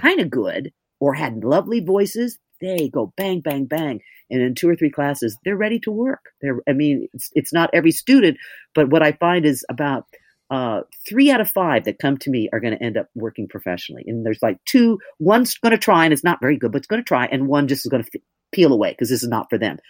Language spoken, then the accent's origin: English; Oregon, United States; moved away as an adult; also born or lived in New York; I'm from Oregon, and so I was tall and blonde and funny